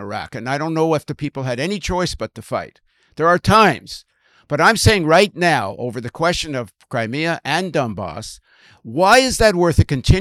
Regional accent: Canada; as a Canadian

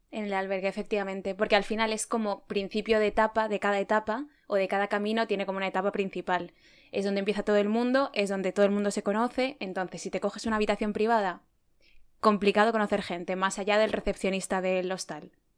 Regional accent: Spain; also born or lived in Madrid

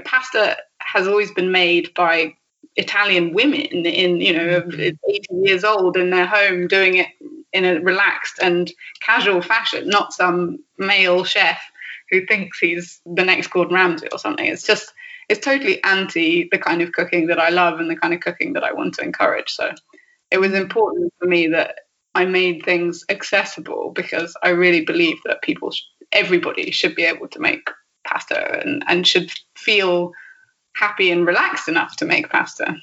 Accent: Devon, South West England, United Kingdom; born or raised there; moved away as an adult; also born or lived in London; now in Sardinia, Italy

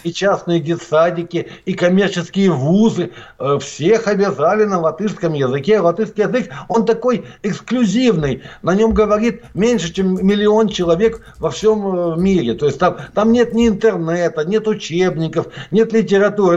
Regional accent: Norilsk, Krasnoyarsk Krai, Russia; now in Latvia; родился я в городе Норильске.

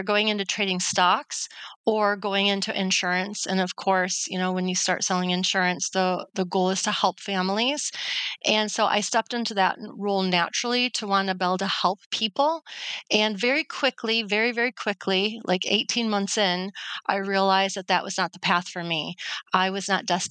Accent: Detroit, Michigan, United States; I landed in a job here in my hometown in Detroit, Michigan, selling insurance

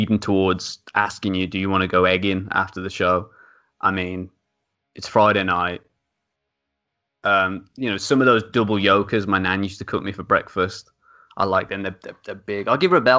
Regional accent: United Kingdom; We're British

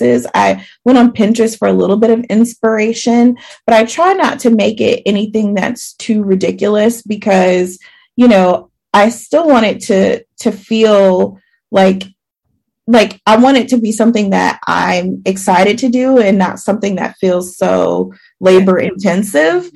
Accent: the South, United States; I'm from the South.

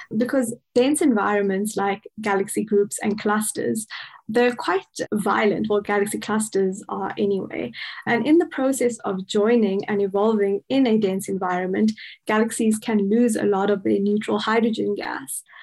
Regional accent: Cape Town, Western Cape, South Africa; moved away as an adult; also born or lived in Pretoria, South Africa; now in Bonn, Germany; I'm originally from Cape Town in South Africa

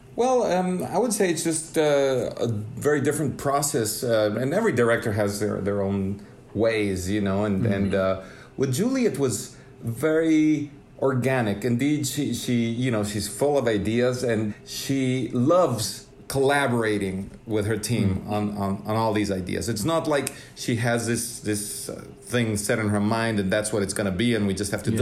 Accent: Mexico City, Mexico; moved away as an adult; now in Los Angeles, United States; growing up in Mexico City

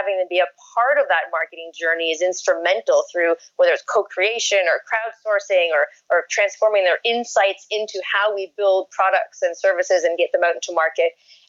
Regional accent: Canada; now in Brooklyn, United States; I always get called out when I'm in a meeting as being a Canadian. Yep. But I'm a proud Canadian.

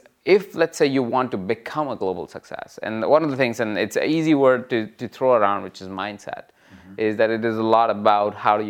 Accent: India; I think irrespective of the country that you come from, I came from India, you can come from Macedonia

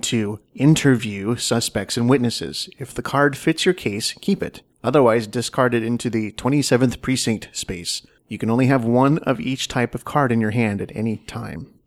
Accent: Washington, United States; moved away as an adult; I am from the Northwest originally. I'm from Washington State. So I went home.

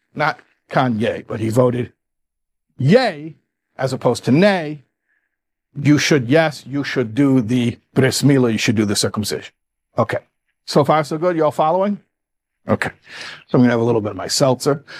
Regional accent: Chicago, Illinois, United States; moved away; also born or lived in New York; I'm from Chicago. I say covenant

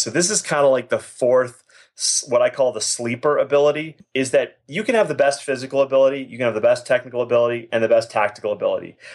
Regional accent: Boston, Massachusetts, United States; now in Calgary, Canada; I'm originally from Boston, Massachusetts

